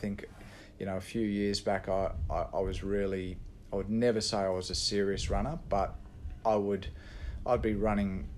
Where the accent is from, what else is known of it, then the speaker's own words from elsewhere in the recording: Perth, Western Australia, Australia; also born or lived in England / Sydney; I'm English born. I came to Australia when I was 8 years of age